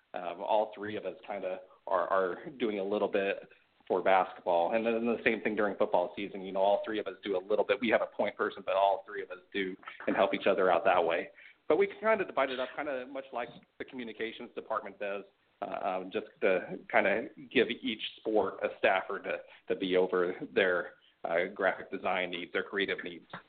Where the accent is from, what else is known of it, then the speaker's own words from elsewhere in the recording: Sugar City, Idaho, United States; moved away; I grew up in a town called, the, the name of it is actually Sugar City